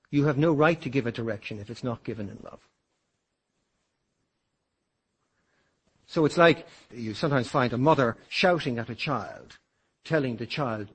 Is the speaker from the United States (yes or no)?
no; Ireland; I consider myself to be Irish, an Irishman.